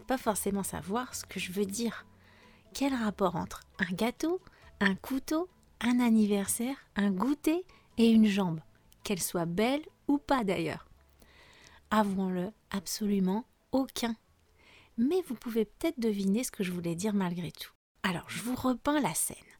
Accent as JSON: {"language": "French", "country": "France", "said": "je suis française"}